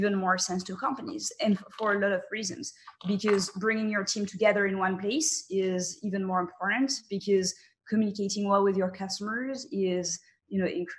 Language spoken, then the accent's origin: English; France; I was raised in France